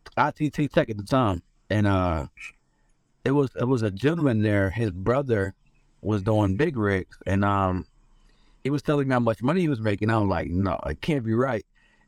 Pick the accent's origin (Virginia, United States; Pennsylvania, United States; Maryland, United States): Pennsylvania, United States; Philadelphia; I'm from Philly. Born and raised.